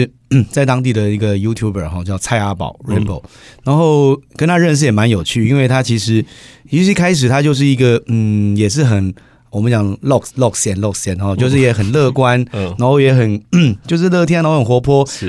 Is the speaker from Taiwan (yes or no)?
yes; Taiwan; 自己台湾的这边